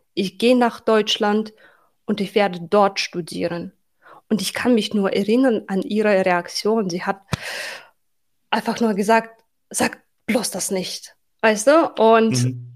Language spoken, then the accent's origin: German; Tashkent, Uzbekistan; German is a second language; moved away as an adult; also born or lived in Berlin, Germany; now in Germany; Ich wurde in der Hauptstadt Taschkent geboren und aufgewachsen